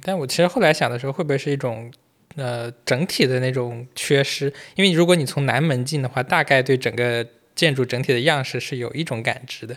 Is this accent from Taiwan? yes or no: no; Zhejiang, China; 因为我们都是浙江人嘛